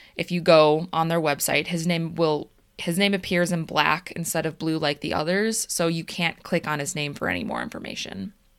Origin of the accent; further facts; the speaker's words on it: Des Plaines, Illinois, United States; We're from Des Plaines